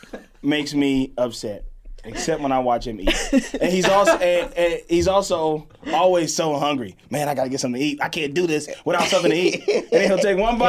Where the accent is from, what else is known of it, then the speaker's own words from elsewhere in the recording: Mississippi, United States; I'm from Mississippi